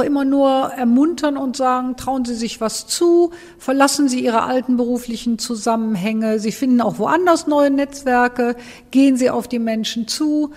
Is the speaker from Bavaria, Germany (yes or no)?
no; Cologne, North Rhine-Westphalia, Germany; moved away as an adult; Ich bin in Bickendorf aufgewachsen